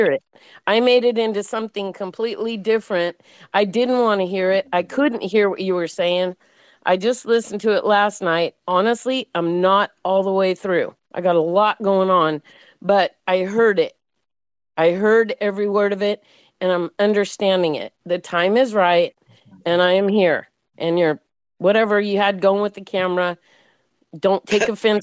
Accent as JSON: {"language": "English", "town": "Modesto", "region": "California", "country": "United States", "moved": "as an adult", "lives_now": "Orange County, United States", "said": "I'm from Central in the Modesto area. I reside in Orange County because I fell in love and moved down here"}